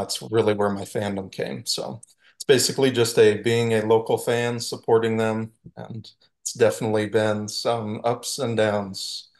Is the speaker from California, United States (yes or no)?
no; Colorado, United States; moved away as an adult; now in Arizona, United States; I grew up in Colorado. I was born and raised there for 18 years. Followed the Rockies. Grandma's always been here in Arizona. And then I moved here about 11 years ago